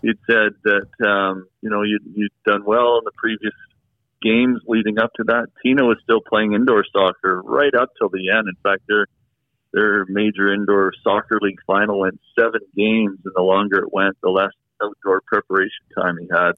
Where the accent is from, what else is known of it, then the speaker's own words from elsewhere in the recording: Canada; I'm from Canada. I was born in Canada. My parents were born in Canada